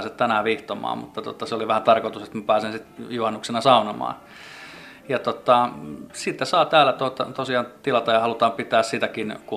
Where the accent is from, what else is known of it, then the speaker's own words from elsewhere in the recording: Finland; me ollaan kasvettu kai täällä Suomessa niin jotenkin siihen koivun tuoksuun